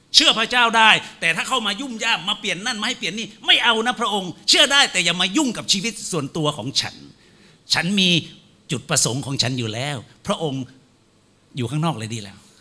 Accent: Phetchabun, Thailand; ผมนั้นภูมิใจมากเลยเกิดมาได้เป็นคนเพชรบูรณ์บ้านเกิดอยู่ที่ศิลาหลังเขา

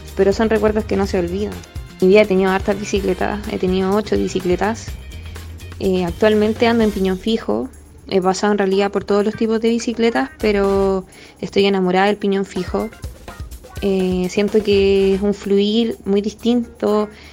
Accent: Santiago, Santiago Metropolitan Region, Chile; soy de Santiago, pero fui criada en Pedro Aguirre Cerda

